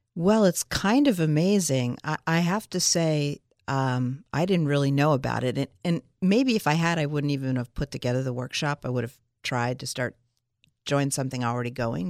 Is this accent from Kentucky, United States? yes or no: no; Philadelphia, Pennsylvania, United States; also born or lived in Los Angeles, United States; now in Milton, United States; we're from Philadelphia and Pittsburgh. We're uh, me, Philly, Dave, Pittsburgh